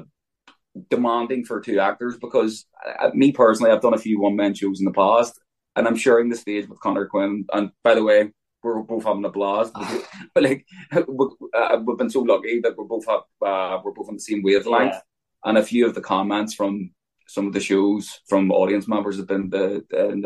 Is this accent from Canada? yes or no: no; Belfast, Northern Ireland, United Kingdom; I grew up in North Belfast.